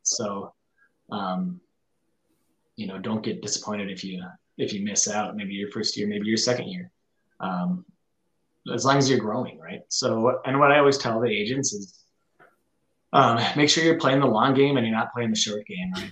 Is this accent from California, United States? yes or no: no; northern Minnesota, United States; now in Rochester, United States; I, grew up in northern Minnesota, and now I'm down in southern Minnesota